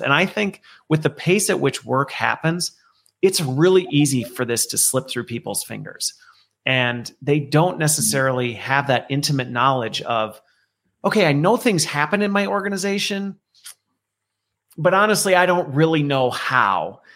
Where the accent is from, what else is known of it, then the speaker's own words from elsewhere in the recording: Minnesota, United States; also born or lived in Loveland, Colorado; Minnesota is actually where I spent most of my youth growing up in a very tiny town in the middle of nowheresville